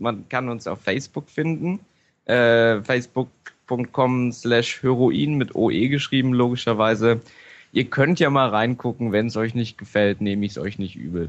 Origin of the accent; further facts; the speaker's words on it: near Halberstadt, Saxony-Anhalt, Germany; moved away; zum einen bin ich ja ursprünglich daher. Ich komme nämlich aus der Nähe von Halberstadt